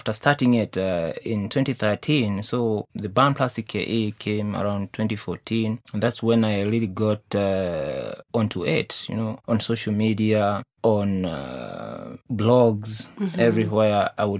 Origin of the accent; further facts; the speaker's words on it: Nakuru, Nakuru County, Kenya; now in Nairobi, Kenya; In fact, I was born in Nakuru, in a small quiet village called Matweku in Rongai Division. Right now it's called Rongai Sub-County.